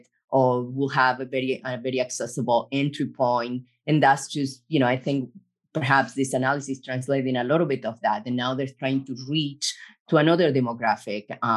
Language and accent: English; Argentina; now in United States; I'm from Argentina